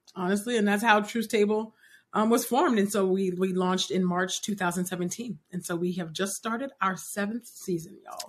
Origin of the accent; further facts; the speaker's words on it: California, United States; being born and raised in California